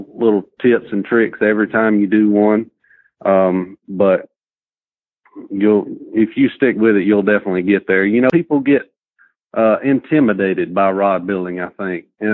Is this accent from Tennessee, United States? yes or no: yes; Lincoln County, Tennessee, United States; I'm from Lincoln County, Tennessee.